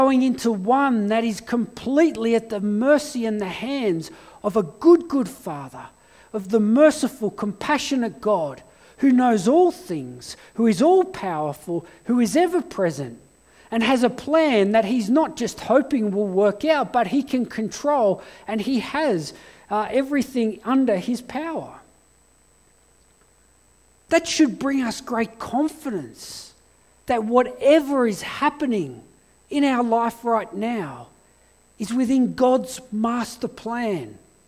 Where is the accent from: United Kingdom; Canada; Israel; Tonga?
United Kingdom; England; born there; And I fled to England because I was born in England, and I spent 3 months in England asking big questions of life.